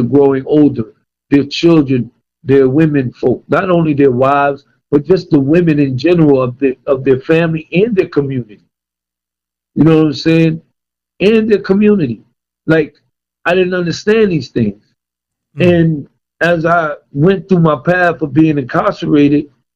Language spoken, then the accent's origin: English; Paterson, New Jersey, United States; moved away; also born or lived in Virginia; being born and raised in Patterson, New Jersey